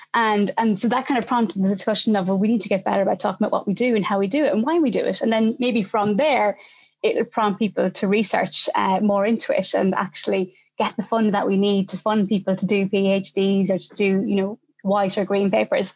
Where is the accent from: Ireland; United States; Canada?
Ireland; now in United Kingdom; I'm Irish living in the UK